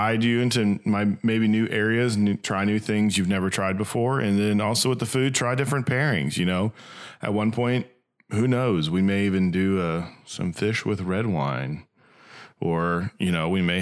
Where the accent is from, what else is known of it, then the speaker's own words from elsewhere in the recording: Little Rock, Arkansas, United States; we are from Little Rock, Arkansas